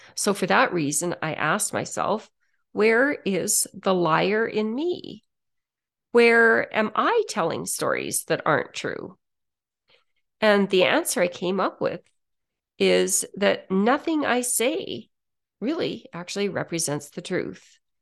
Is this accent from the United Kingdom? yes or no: no; Canada; I'm a Canadian